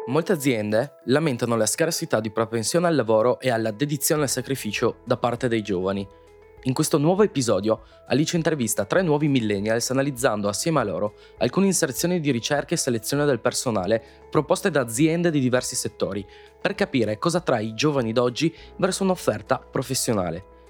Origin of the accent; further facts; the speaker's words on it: Padua, Veneto, Italy; sono nato a Padova e dopo diversi spostamenti che ho vissuto, diciamo, 3-4 mm, anni fa, eh, sono ritornato a Padova